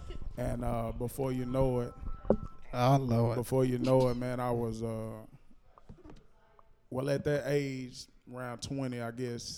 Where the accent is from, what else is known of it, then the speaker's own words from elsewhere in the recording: Nashville, Tennessee, United States; I'm from here. I grew up in Madison.